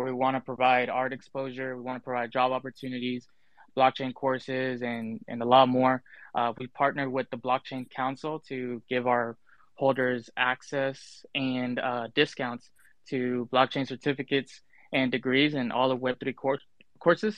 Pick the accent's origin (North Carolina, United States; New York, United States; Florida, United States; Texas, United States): Texas, United States; Dallas; I'm from Dallas, Texas